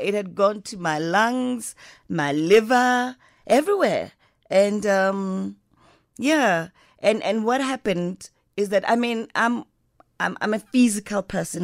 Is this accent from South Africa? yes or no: yes; Johannesburg, Gauteng, South Africa; I wanna be part of the Diep Kloof house because I come from Diep Kloof